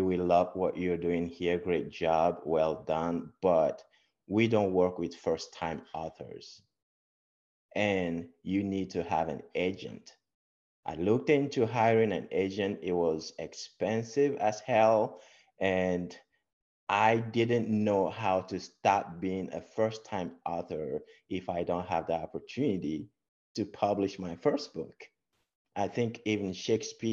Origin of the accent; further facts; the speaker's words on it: Togo; moved away as an adult; also born or lived in Texas / Papillion, Nebraska; now in United States; I was born in Togo. Togo is a beautiful country in West Africa along the ocean, the Atlantic Ocean. And I was born there, grew up from a humble start